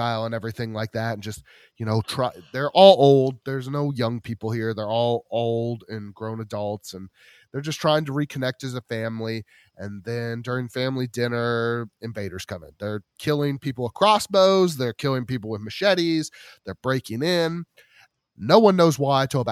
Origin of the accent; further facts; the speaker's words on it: Columbia, Missouri, United States; my hometown of Columbia, Missouri.